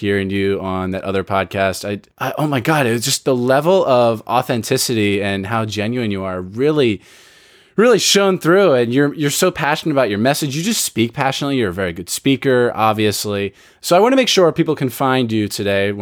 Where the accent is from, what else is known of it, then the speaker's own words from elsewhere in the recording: near Villanova, Pennsylvania, United States; moved away; I grew up 15, 20 minutes away from Villanova